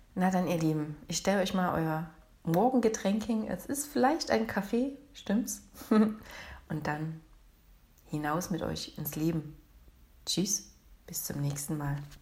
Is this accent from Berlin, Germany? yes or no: no; Leipzig, Saxony, Germany; Ich bin aus Leipzig.